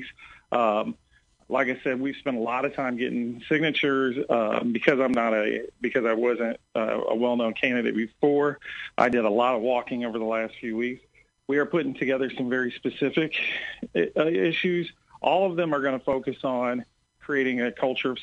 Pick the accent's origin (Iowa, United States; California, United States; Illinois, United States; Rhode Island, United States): Illinois, United States; Sangamon County; I grew up on the south end of town